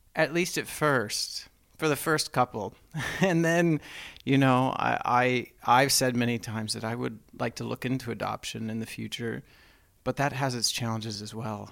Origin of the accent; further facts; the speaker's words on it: Texas, United States; I grew up in the South, Mormon, Texan